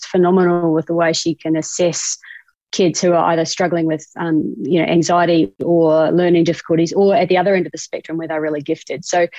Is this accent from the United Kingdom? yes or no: no; New Zealand; accent: Kiwi; now in Australia; They all give me grief about my Australian accent, but I still get grief here in Australia about my Kiwi accent.